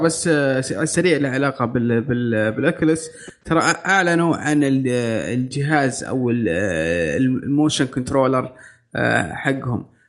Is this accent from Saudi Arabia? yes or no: yes; Saudi Arabia; عندنا في السعوديه